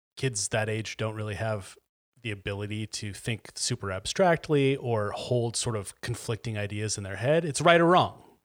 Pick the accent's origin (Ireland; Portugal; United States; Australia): United States; Chattahoochee, Florida; moved away; the people I grew up with in Chattahoochee